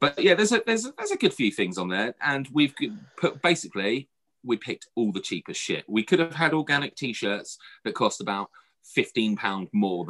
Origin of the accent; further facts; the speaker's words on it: United Kingdom; because we are British